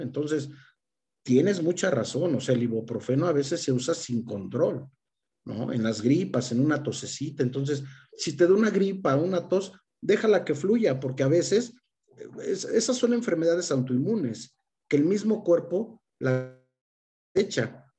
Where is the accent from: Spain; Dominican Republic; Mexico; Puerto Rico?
Mexico; nosotros como mexicanos